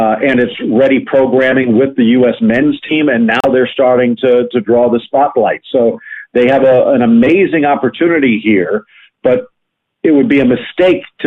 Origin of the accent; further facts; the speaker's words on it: South Florida, United States; I grew up living up in South Florida, not far from where I live right now